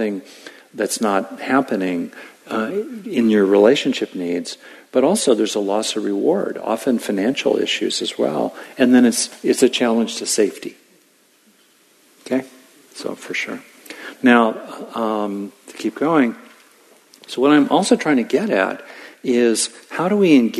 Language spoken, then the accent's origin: English; Southern California, United States; I grew up in Southern California.